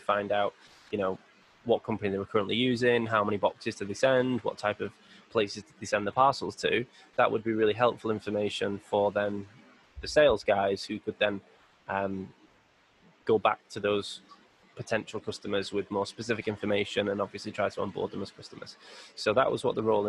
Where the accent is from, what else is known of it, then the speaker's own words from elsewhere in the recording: Bury, North West England, United Kingdom; I grew up in a little area called Bury, which is the suburb of Manchester.